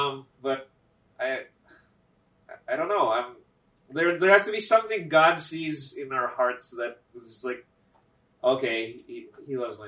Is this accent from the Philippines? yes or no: yes; Philippines; now in United States; I was born in the Philippines.